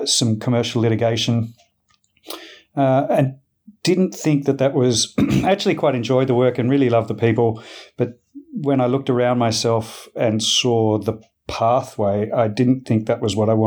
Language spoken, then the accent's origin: English; Australia; I'm Australian, obviously, born and bred